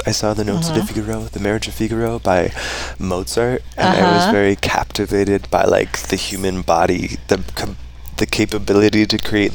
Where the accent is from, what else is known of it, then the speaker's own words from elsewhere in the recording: Coeur d'Alene, Idaho, United States; also born or lived in Snohomish, Washington; raised and spent most of my life in Coeur d'Alene